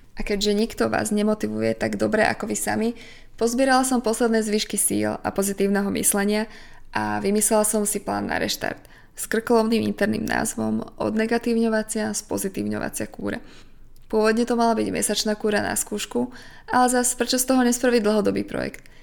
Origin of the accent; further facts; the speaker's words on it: Slovakia; doma na Slovensku